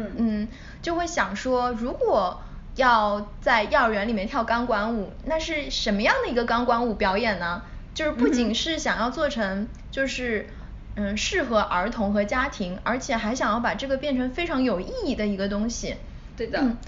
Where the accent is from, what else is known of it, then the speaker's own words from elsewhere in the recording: China; moved away; 我从小在，嗯，国内长大